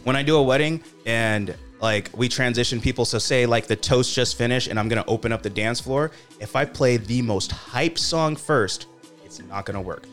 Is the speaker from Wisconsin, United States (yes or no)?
no; Sacramento, California, United States; I'm from Sacramento. We're an underdog city